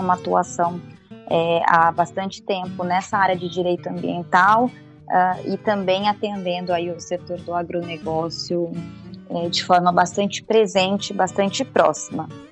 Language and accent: Portuguese; Campo Grande, Mato Grosso do Sul, Brazil; eu sou de Mato Grosso do Sul, então ah, sou é? em Campo Grande, exato, sou de lá